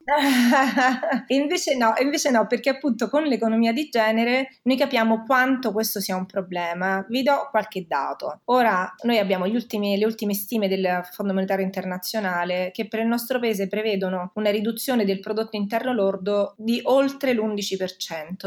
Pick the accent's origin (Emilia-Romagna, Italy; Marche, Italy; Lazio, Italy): Lazio, Italy; Rome; io sono di Roma